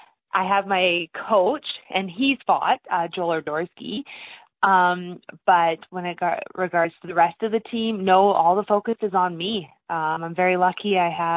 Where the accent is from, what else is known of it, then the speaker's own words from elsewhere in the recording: Lethbridge, Alberta, Canada; I'm from Lethbridge